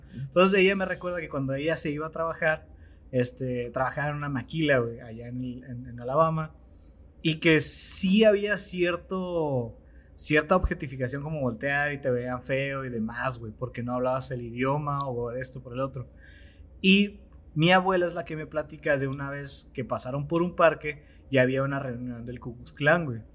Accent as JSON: {"language": "Spanish", "country": "Mexico", "said": "como mexicanos"}